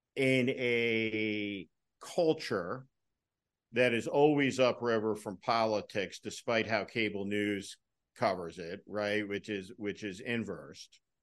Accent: New Jersey, United States; Now, I came from New Jersey, a moderate Republican tradition

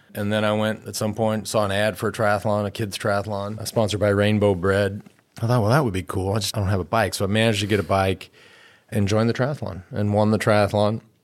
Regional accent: Plano, Texas, United States; also born or lived in Austin, Texas; as a kid from Plano, and to take you back to the eighties when I grew up in Plano

